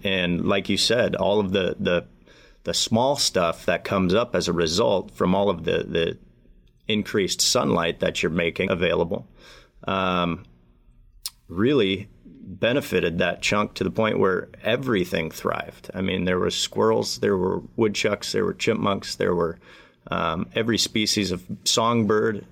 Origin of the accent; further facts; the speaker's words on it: Michigan, United States; my home state of Michigan